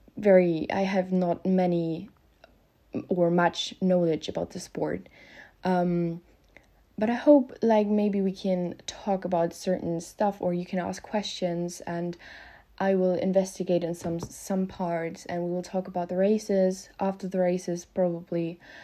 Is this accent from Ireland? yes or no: no; Germany; English is a second language; I'm from Germany, so please excuse my grammar or pronunciation mistakes. I am not a native speaker